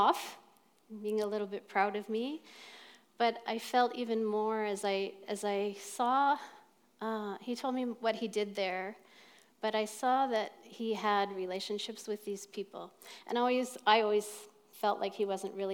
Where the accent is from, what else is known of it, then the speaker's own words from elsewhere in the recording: Nova Scotia, Canada; moved away as an adult; now in Newmarket, Canada; I grew up in Nova Scotia, and I married somebody in Ontario